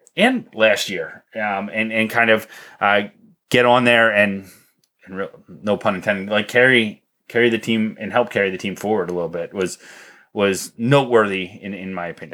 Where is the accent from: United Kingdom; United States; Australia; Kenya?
United States; Columbia, Pennsylvania; I grew up in Columbia. There's 2,000 people